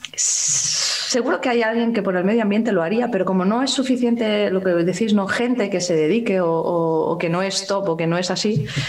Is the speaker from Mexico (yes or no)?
no; Spain; yo como española, que vivo aquí